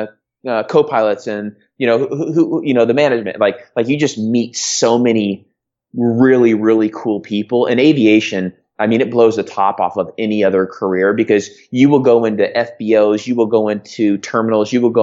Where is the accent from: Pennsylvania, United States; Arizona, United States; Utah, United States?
Arizona, United States; Phoenix; also born or lived in California; I grew up in Phoenix, Arizona, in California.